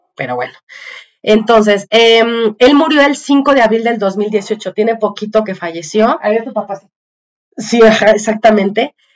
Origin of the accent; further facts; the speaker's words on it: Mexico; los que vivimos en México o que crecimos en México en los ochentas